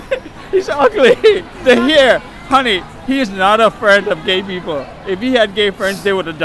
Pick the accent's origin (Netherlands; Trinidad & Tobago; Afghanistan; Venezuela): Trinidad & Tobago; now in New York, United States; Originally from Trinidad, live in New York. I've been here for 30 years.